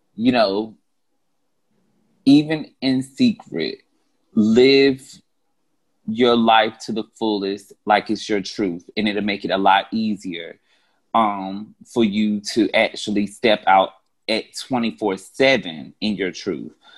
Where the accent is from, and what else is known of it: North Carolina, United States; accent: Carolina; now in Atlanta, United States